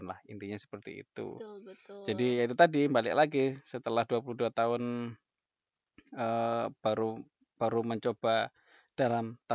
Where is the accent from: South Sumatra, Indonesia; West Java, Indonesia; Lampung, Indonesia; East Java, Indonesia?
East Java, Indonesia; Surabaya; moved away as an adult; now in Jakarta, Indonesia; Aku arek Surabaya, jadi saya lahir di lahir dan tinggal besar di Surabaya dari usia 0 tahun sampai 21 tahun.